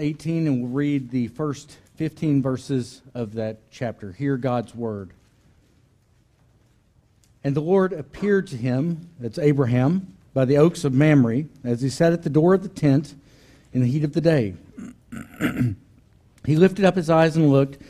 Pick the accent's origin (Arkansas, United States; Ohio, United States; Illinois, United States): Arkansas, United States; It's my home state, Arkansas